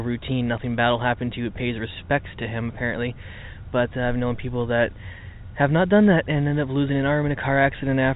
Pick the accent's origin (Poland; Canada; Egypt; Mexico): Canada; Port Colborne, Ontario; Port Colborne, Ontario, Canada, my hometown